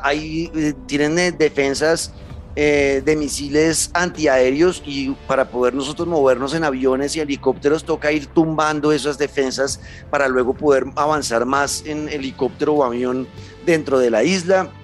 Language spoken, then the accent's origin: Spanish; Colombia; yo como colombiano